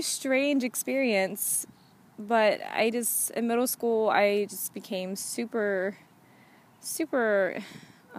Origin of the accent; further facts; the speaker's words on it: the South, United States; now in California, United States; I grew up in the South